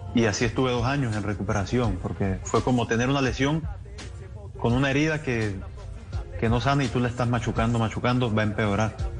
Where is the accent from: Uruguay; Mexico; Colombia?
Colombia; Colombia es un país creyente en, Dios